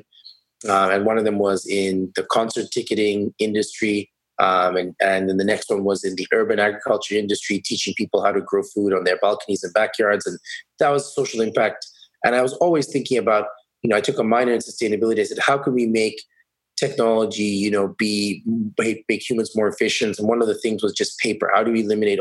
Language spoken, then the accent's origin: English; Kenya; moved away as an adult; now in Canada; I'm actually from Kenya. So I'm a Canadian permanent resident now, soon to be a citizen